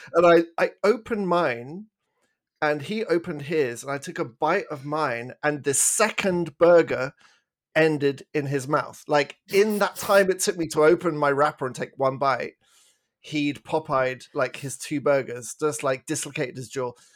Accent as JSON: {"language": "English", "region": "England", "country": "United Kingdom", "moved": "as an adult", "lives_now": "Canada"}